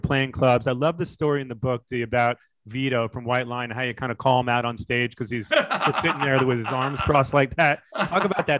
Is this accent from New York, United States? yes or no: yes; Long Island, New York, United States; I'm from Long Island too, so … was godlike status when I was a kid.